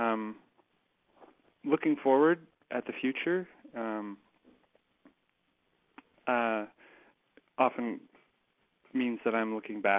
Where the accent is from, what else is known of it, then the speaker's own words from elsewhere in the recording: Kitchener, Ontario, Canada; also born or lived in Waterloo; there was actually a chapter in my hometown, Transition KW. So I went to school in Waterloo, and now I live in Kitchener